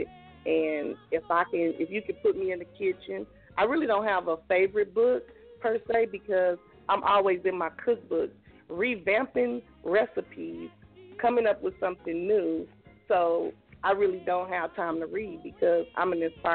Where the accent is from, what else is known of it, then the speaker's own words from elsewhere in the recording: Okmulgee, Oklahoma, United States; us growing up in Okmulgee and living in the country